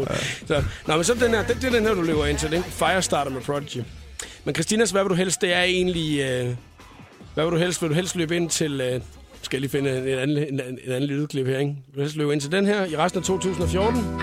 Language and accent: Danish; Copenhagen, Capital Region of Denmark, Denmark; jeg er fra Valby.